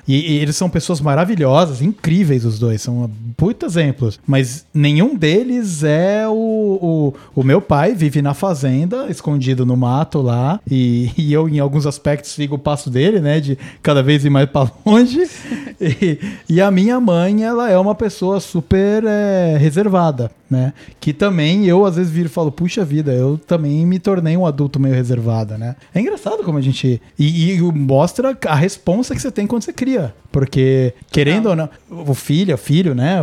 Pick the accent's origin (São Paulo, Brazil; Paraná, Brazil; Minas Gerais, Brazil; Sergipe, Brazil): São Paulo, Brazil; also born or lived in Cunha, São Paulo, Brazil; eu saí do interior e devia ter sete, quando eu fui pra cidade grande